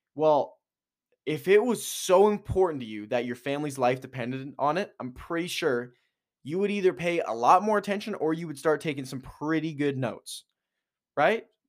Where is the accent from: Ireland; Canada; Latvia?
Canada; Edmonton, Alberta; moved away; also born or lived in Kelowna, British Columbia; being from Edmonton, moving to Kelowna